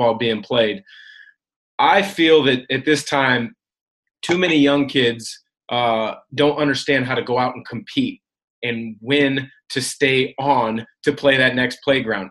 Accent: Vancouver, Washington, United States; I grew up in the Vancouver, Washington, Portland area

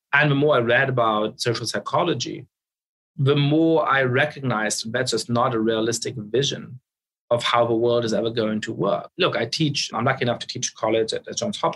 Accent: Munich, Bavaria, Germany; now in United States; I was growing up in Munich in the center of town

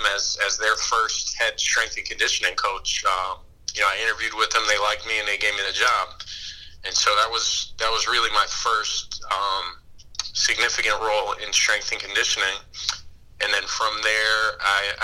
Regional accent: Springfield, Massachusetts, United States; moved away as an adult; also born or lived in San Francisco / Los Angeles; my hometown in Springfield, Massachusetts

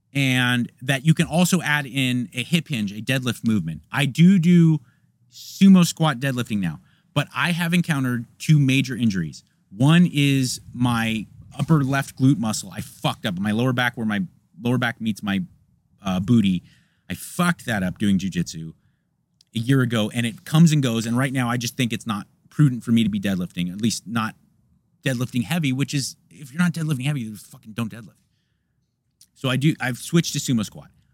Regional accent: United States; I'm an American

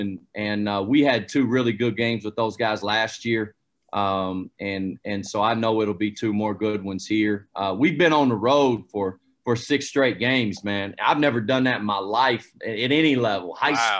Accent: United States; moved away; I grew up about an hour away from Asheville

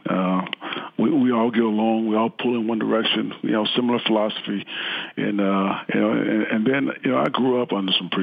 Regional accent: Texas, United States; growing up in Texas

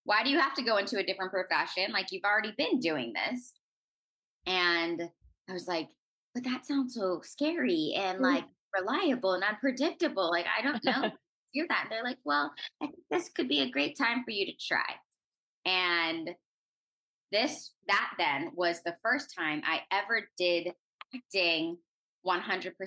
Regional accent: Orange County, California, United States; I'm originally from Orange County, California. I went to an arts high school growing up

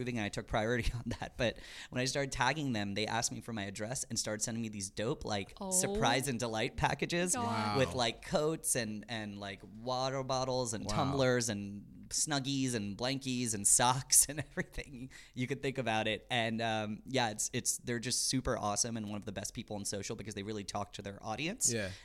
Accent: New Jersey, United States; first language English; English is kind of my first language, but since I was raised in New Jersey, Gujarati is what I spoke at home

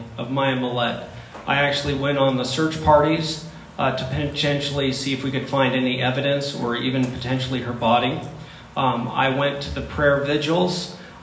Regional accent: Chula Vista, California, United States; My wife and I we both grew up in the city of Chula Vista

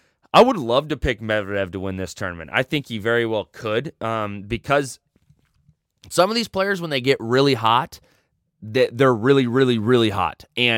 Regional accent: United States; as an American

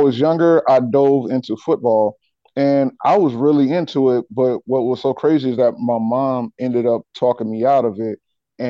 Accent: South Carolina, United States; Well, life in South Carolina, man. I mean, it's for the most part, it's pretty laid back, man. I mean, I was really raised in the backwoods or whatever like that.

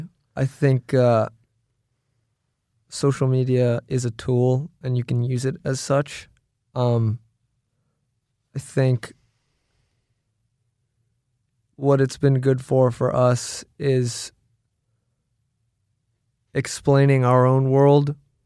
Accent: Los Angeles, California, United States; From like Sherman Oaks.

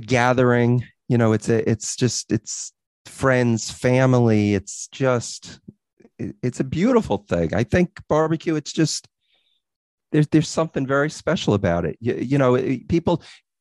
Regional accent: Long Island, New York, United States; we're from Long Island

